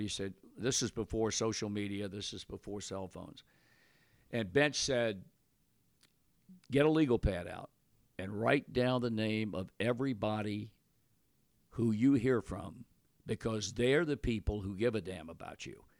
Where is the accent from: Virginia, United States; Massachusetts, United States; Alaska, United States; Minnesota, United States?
Virginia, United States; moved away; I was born and raised in Virginia